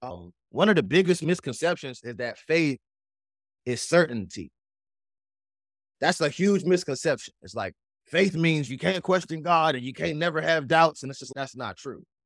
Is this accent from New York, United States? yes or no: no; Washington, District of Columbia, United States; accent: East Coast; also born or lived in Prince George's County, Maryland; now in Tennessee, United States; I'm born and raised on the East Coast, Washington, D C, so it's a lot of East Coast still in my blood and in my slang and the way I talk